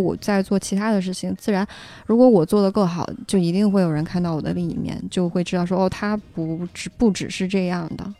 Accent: Ya'an, Sichuan, China; moved away as an adult; now in Beijing, China; 我在雅安，我们家

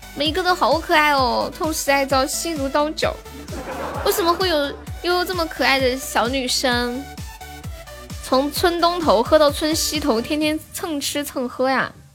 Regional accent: Sichuan, China; accent: Sichuanese; 我们四川话说 Happy 是这么说的

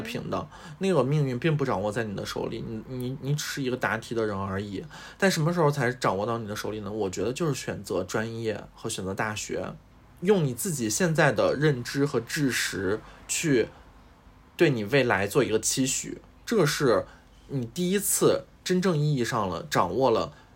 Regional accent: Shandong, China; 我是山东人嘛

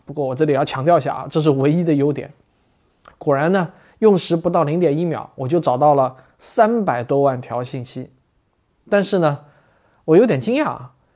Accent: China; 我们中国人

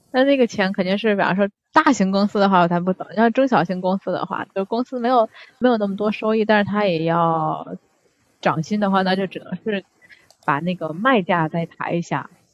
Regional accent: Tianjin, China; now in Japan; 我们天津那边叫那个菜花儿

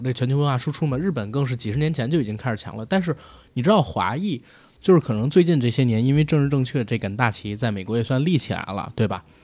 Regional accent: China; 我们中国人

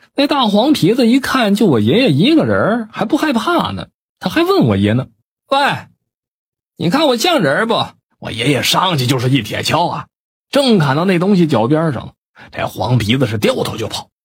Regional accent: Northeast China, China; 我老家是东北的

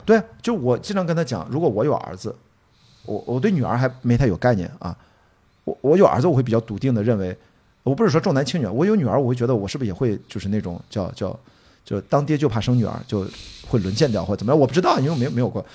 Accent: Qingdao, Shandong, China; born or raised there

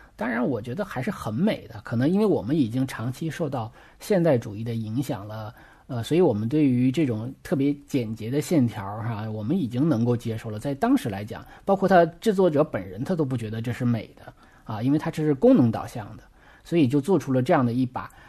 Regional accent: China; 我们中国人

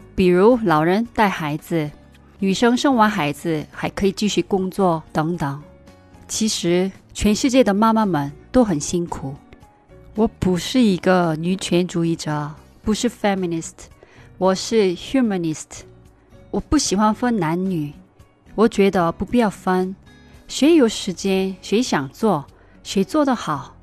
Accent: South Korea; Chinese is a second language; now in China; 我是你的韩国朋友

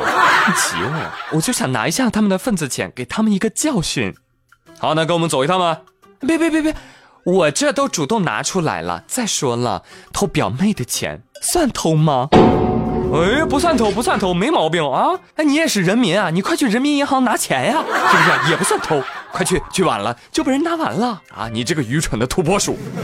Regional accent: China; 我们中国人从来不惧怕什么外来物种

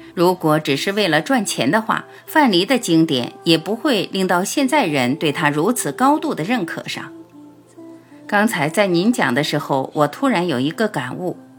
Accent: China; 我们中国人

